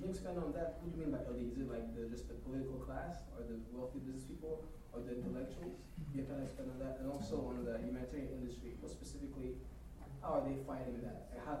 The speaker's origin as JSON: {"language": "English", "country": "DR Congo", "moved": "yes", "said": "I'm from Congo as well, I'm a diaspora."}